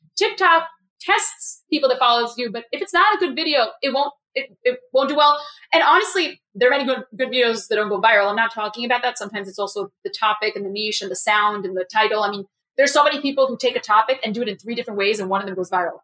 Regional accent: New York City, New York, United States; I'm a New Yorker

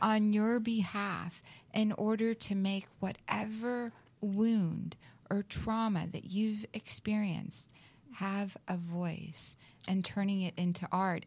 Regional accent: the South, United States; now in California, United States; I grew up in the South

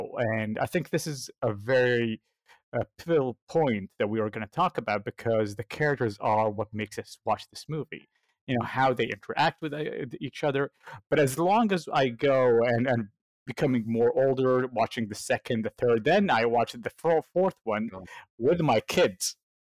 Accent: United States; but I grew up in the States, so I grew up on the good old He-Man, Thundercats, Justice League, and Transformers, so I know the American way.

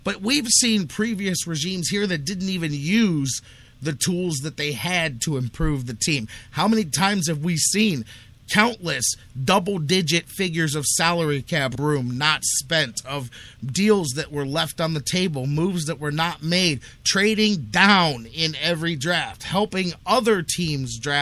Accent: Cleveland, Ohio, United States; how proud we are to be from Cleveland, to be in Cleveland

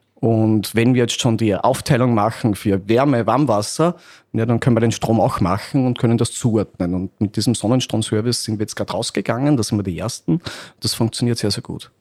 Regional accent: Upper Austria, Austria; moved away as an adult; now in Vienna, Austria; Ich komme aus Oberösterreich. Äh, irgendwann hat mich das Studium nach Wien verschlagen

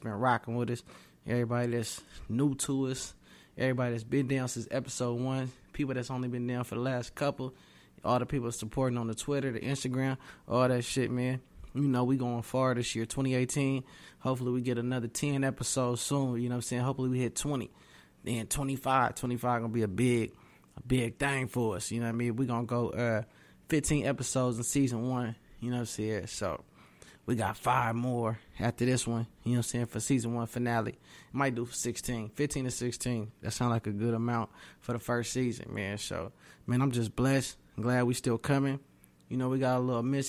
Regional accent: Oakland, California, United States; also born or lived in Sacramento, California; now in Atlanta, United States; I'm from Oakland, California, moved to Sacramento, and now I reside in the new Black Hollywood, Atlanta

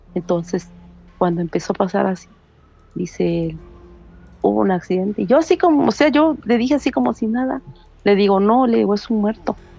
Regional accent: Veracruz, Mexico; now in United States; yo soy de Veracruz.

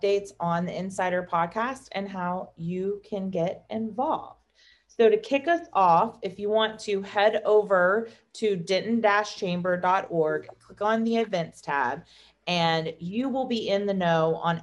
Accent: Texas, United States; We're Texan

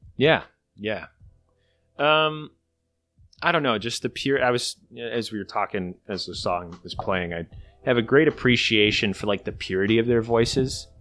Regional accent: Midwest, United States; being a Midwesterner

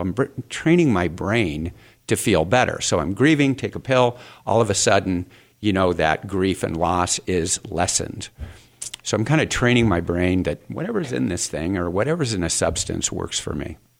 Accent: Phoenix, Arizona, United States; I grew up here in Phoenix

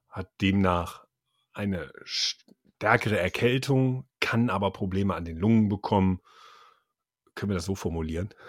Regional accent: Düsseldorf, North Rhine-Westphalia, Germany; gerade mir als Düsseldorfer

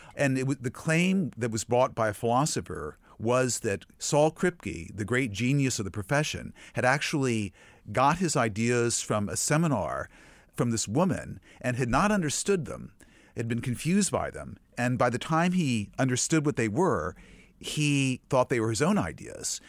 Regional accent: Virginia, United States; I grew up in Virginia

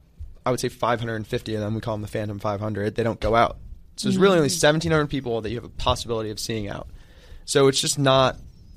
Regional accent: California, United States; I grew up in California.

